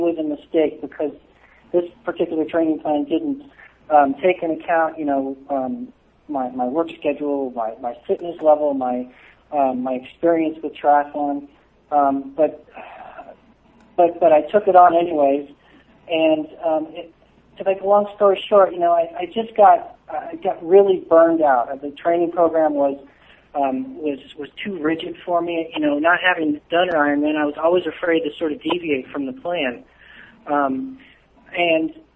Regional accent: Southern California, United States; I grew up in Southern California, so I spent a lot of time at the beach

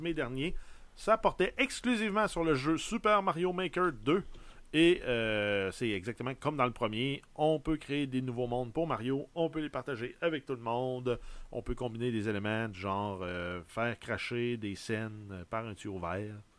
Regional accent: Quebec City, Quebec, Canada; de la ville de Québec, euh, de ma ville natale

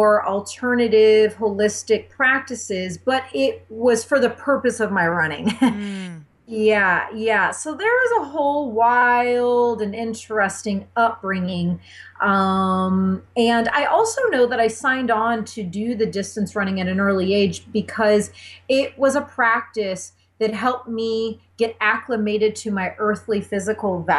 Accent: Indiana, United States; I grew up in a tiny town in the Midwest in Indiana

